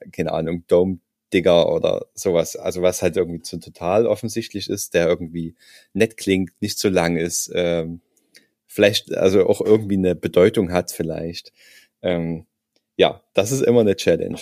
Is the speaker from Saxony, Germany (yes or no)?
yes; Saxony, Germany; ich komme ja aus Sachsen